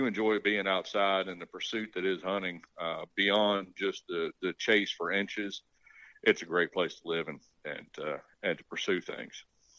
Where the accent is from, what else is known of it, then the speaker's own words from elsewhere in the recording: Nelson County, Central Virginia, United States; moved away as an adult; also born or lived in upstate New York / Vermont / New Hampshire; born and raised in Central Virginia, little area called Nelson County, which is halfway between Charlottesville and Lynchburg. It was middle of nowhere when I was born and raised and growing up there. It has been semi-discovered